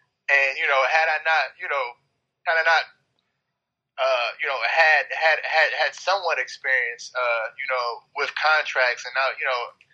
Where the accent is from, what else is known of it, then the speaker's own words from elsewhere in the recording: East Cleveland, Ohio, United States; also born or lived in Euclid, Ohio; I'm from East Cleveland.